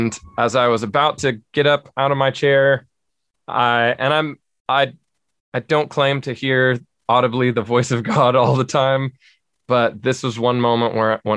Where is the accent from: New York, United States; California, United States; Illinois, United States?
California, United States; Southern; moved away as an adult; now in Spring Hill, United States; I was born and raised in Southern California, raised in church my whole life